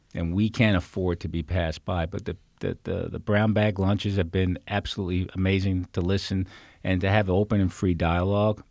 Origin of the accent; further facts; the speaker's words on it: New York area, United States; now in Fairfax County, United States; I'm from New York area.